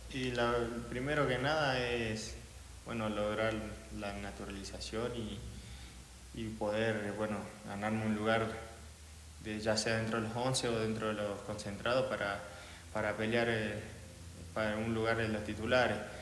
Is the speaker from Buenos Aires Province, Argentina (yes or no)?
no; Jujuy, Argentina; moved away as an adult; now in Bolivia; vengo de la provincia de Jujuy, Argentina.